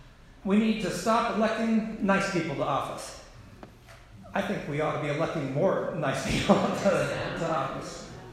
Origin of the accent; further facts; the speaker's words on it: South Carolina, United States; my home state of South Carolina